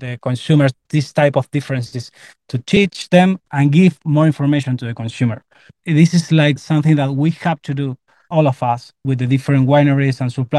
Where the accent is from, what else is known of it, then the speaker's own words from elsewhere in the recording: Tupungato, Mendoza, Argentina; including myself, we are from Chupungato, that is a region inside Uco Valley